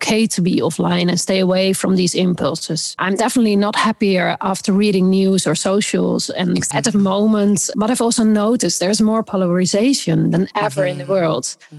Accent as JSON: {"language": "English", "town": "Amsterdam", "region": "North Holland", "country": "Netherlands", "tie": "born or raised there", "said": "my hometown Amsterdam"}